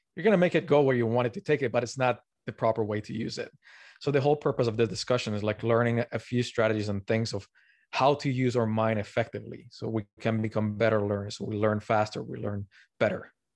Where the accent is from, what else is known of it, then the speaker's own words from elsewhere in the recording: Colombia; moved away; also born or lived in Canada / Tokyo, Japan / Montreal, Canada; I'm originally from Colombia